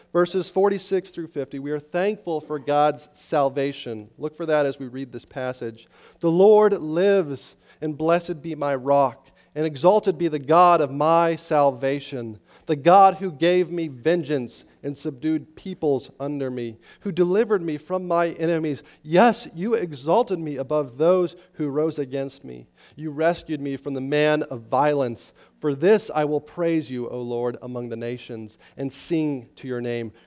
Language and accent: English; Estes Park, Colorado, United States; I grew up in Estes Park, Colorado, up in the mountains